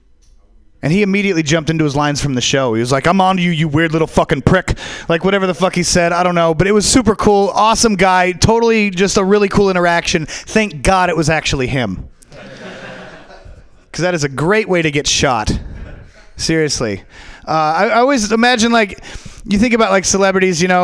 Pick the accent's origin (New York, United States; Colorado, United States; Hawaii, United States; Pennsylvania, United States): Colorado, United States; now in California, United States; I come from Colorado, obviously. I fucking love Colorado. Colorado's cool. I grew up there.